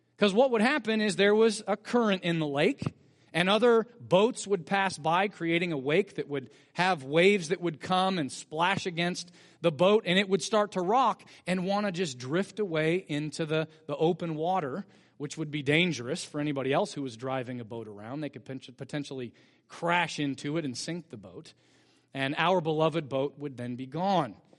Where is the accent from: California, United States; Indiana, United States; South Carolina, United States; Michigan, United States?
California, United States; Bakersfield; growing up in Bakersfield as a family